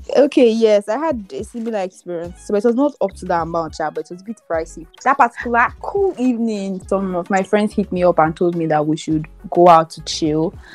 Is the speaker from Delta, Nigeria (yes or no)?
no; Benin City, Edo, Nigeria; moved away as an adult; now in Lagos, Nigeria; I moved from Benin to Lagos in 2018